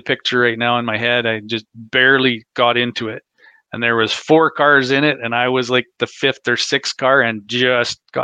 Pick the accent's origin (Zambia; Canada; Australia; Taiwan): Canada; I'm from Canada